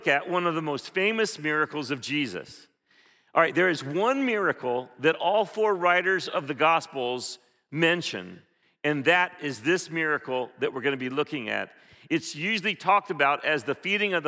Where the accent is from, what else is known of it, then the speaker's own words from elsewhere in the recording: Philippines; moved away; when I grew up in the Philippines, we had this thing called pandesal